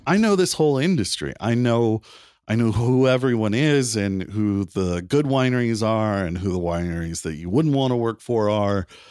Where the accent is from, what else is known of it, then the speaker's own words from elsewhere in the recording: Wilmington, North Carolina, United States; moved away as an adult; also born or lived in South Bend, Indiana; now in Napa, United States; I was the only one born in Indiana, but I lived most of my life in, in Wilmington, North Carolina.